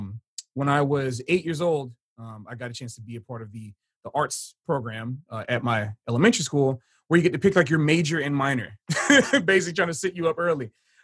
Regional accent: Hollywood, Florida, United States; also born or lived in Fort Lauderdale, Florida; even though I grew up in Hollywood, Florida, I spent most of my time in Fort Lauderdale. So I like to tell people from Fort Lauderdale, Florida, because it's the greater metropolitan area of Broward County

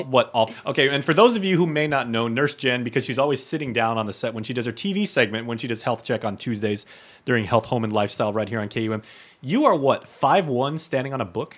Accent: Guam; both of us growing up on Guam

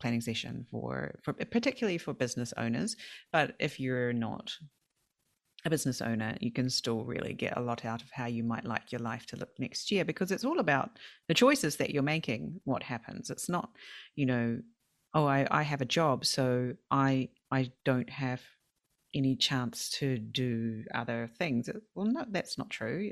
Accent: South Island, New Zealand; moved away as an adult; also born or lived in Sweden; now in Japan; I've always went to play golf with my family when I was growing up in the South Island

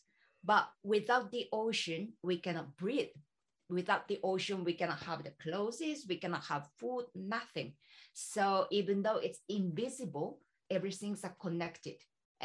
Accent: Ishikawa, Japan; I'm from Ishikawa, which is not so, well, maybe big city, but the other side of Tokyo

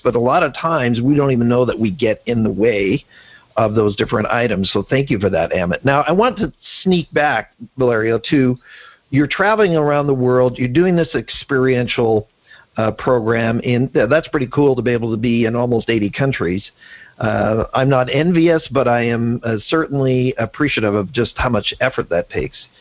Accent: Canada; now being a Canadian

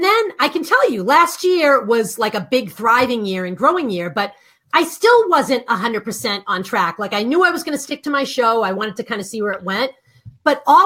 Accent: Boston, Massachusetts, United States; accent: Boston; I'm from Boston

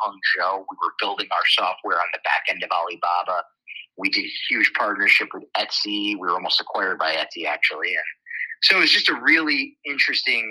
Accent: Schenectady, New York, United States; I am born and raised in Schenectady, New York. That's where I grew up.

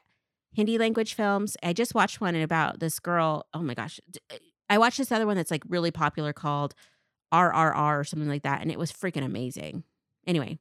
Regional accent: Tri-Cities, Washington, United States; born or raised there

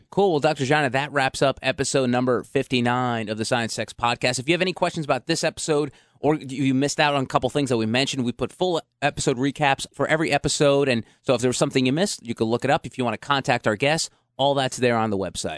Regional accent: Jersey City, New Jersey, United States; when I was a nine-year-old boy growing up in Jersey City

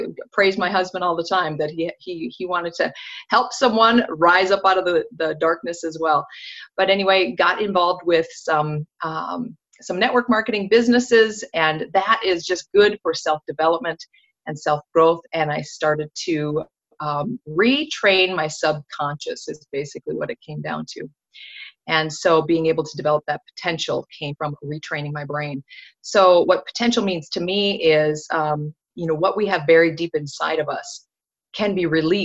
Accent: North Dakota, United States; born and raised in North Dakota

